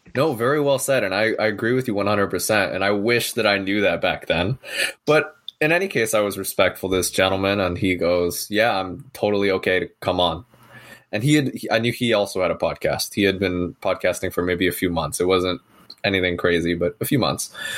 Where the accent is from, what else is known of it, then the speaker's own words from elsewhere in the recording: San Francisco Bay Area, California, United States; I'm born and raised here in uh, San Francisco Bay Area, sort of heart of Silicon Valley